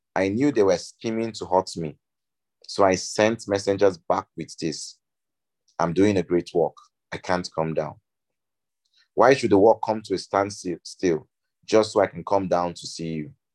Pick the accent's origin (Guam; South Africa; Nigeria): Nigeria; I'm Nigerian